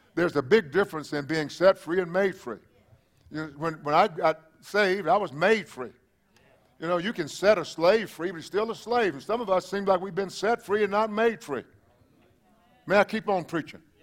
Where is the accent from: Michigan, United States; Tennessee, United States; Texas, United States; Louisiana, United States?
Texas, United States; East; now in South Texas, United States; where you came from, well, that would be East Texas.